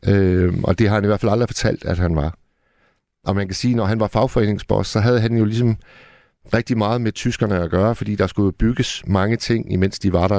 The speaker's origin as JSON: {"language": "Danish", "town": "Hirtshals", "region": "North Denmark Region", "country": "Denmark", "said": "Hirtshals, hvor jeg kommer fra"}